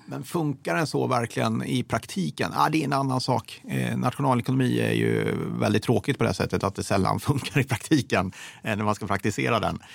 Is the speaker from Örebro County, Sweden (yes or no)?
yes; Degerfors, Örebro County, Sweden; moved away; jag är uppvuxen i Degerfors, eh, väldigt röd kommun.